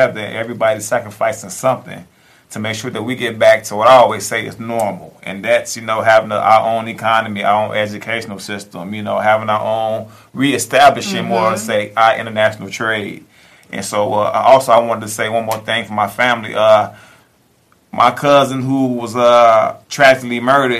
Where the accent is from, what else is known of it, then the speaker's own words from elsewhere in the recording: Englewood, United States; I grew up in Englewood